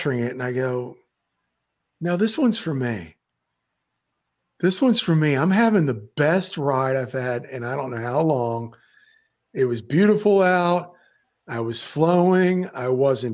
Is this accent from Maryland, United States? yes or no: yes; Maryland, United States; now in Florida, United States; I decided to drive to Maryland where I'm from. I'm actually from Maryland, and my mother, sister, and my whole family's still up there. I'm the only one that left